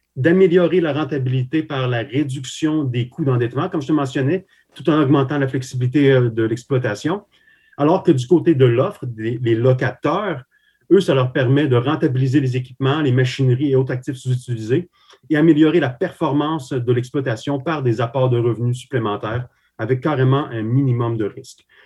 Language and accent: French; Quebec, Canada; also born or lived in Slovakia; je suis arrivé au Québec euh, ben, à l'enfance, hein, carrément. Donc, j'ai effectué toutes mes, mes, écoles ici, donc à partir de 8 ans.